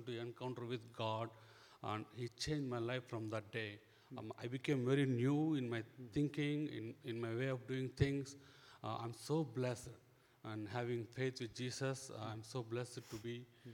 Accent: India; now in Omaha, United States; I grew up in India as a very strong Hindu

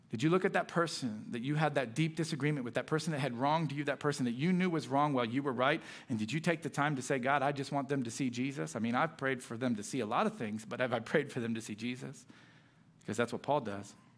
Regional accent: South Florida, United States; moved away as an adult; also born or lived in Orlando, Florida / Illinois; I was a Miami Heat fan growing up in South Florida

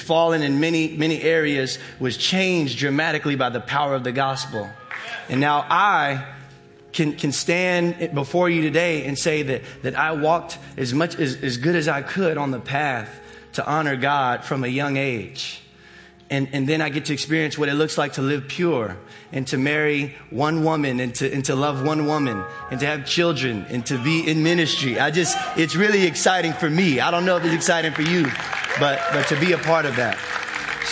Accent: Virginia, United States; I was born and raised here in Virginia

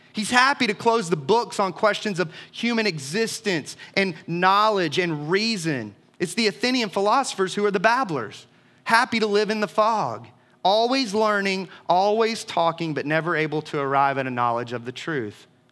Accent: Leesburg, Georgia, United States; the booming metropolis of my adolescence, Leesburg, Georgia

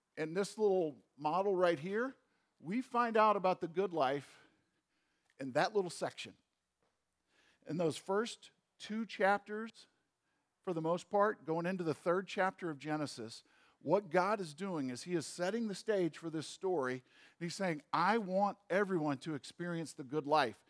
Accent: St. Louis, Missouri, United States; moved away; I grew up in St. Louis.

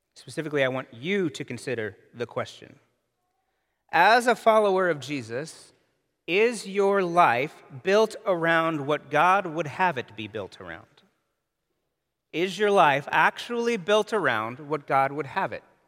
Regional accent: United States

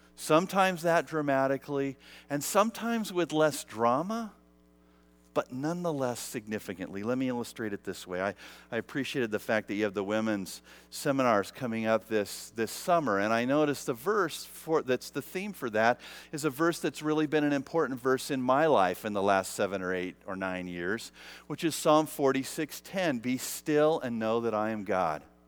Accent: United States; being American

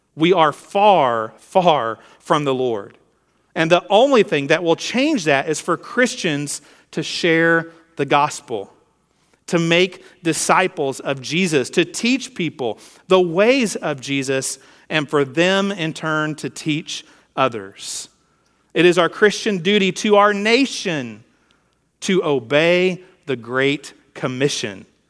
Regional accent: United States

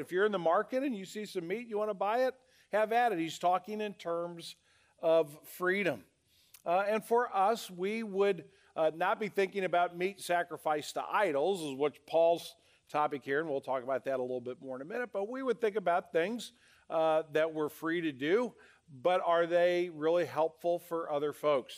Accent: United States; as American citizens

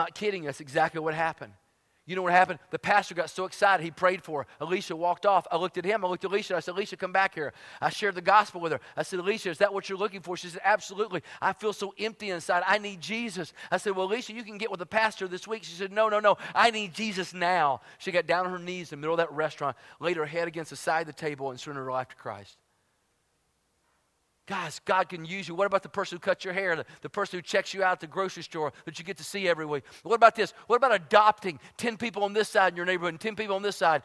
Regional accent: Tennessee, United States; moved away as an adult; also born or lived in Dallas, Texas / Fort Worth, Texas; I'm from Tennessee

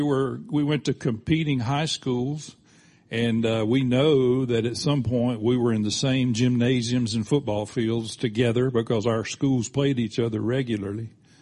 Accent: Florida Panhandle, United States; Ron and I grew up in the Florida Panhandle.

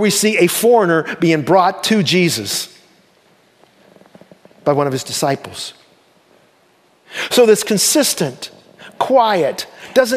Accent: Damascus, Ohio, United States; my hometown, Damascus, Ohio.

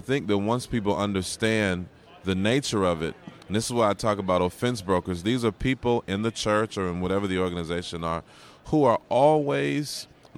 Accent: Georgia, United States; When I was a kid growing up in Georgia, we had a big basement

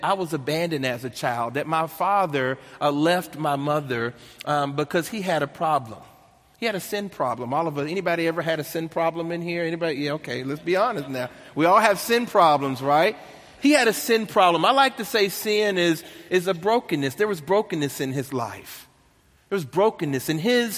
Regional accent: Nashville, Tennessee, United States; accent: country twang; I was born and raised in Nashville, Tennessee. That's the country twang you hear right there

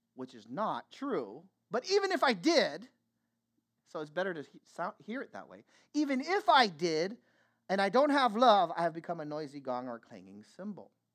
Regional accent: Vallejo, California, United States; I grew up in Vallejo, California.

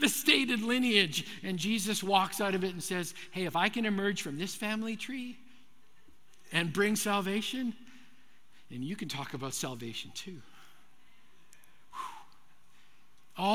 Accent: Manitoba, Canada; I grew up in Manitoba, Canada

